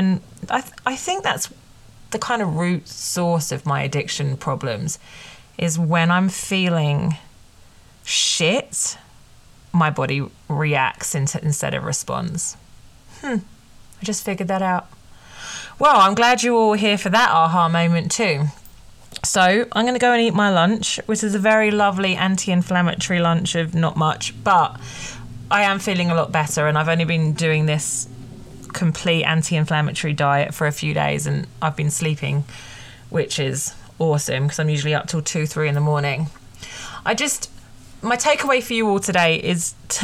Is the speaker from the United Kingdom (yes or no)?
yes; United Kingdom; I'm British